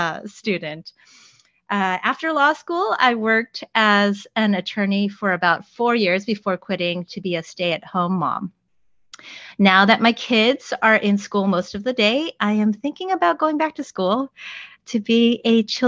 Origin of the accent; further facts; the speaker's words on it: Southern California, United States; now in Northern California, United States; I'm Korean American, originally from Southern California, and now living in Northern California with my husband and two kids.